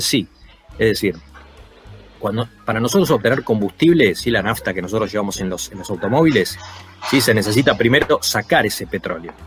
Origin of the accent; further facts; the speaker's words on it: Argentina; somos nosotros, es Argentina